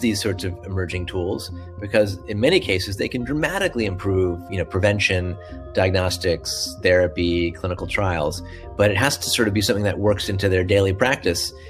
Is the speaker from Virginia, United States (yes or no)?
no; Washington, District of Columbia, United States; I grew up in the Washington D.C. area, so I could go to the Air and Space Museum uh, almost every week